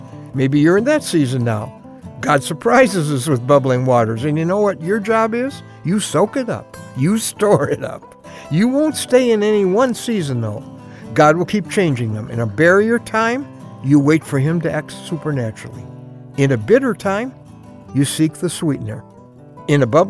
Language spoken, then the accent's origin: English; the North, United States; also born or lived in New Jersey; I grew up in the North.